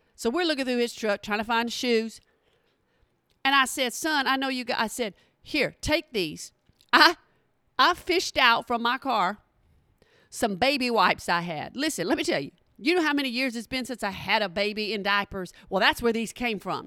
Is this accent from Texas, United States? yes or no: yes; Texas, United States; from Texas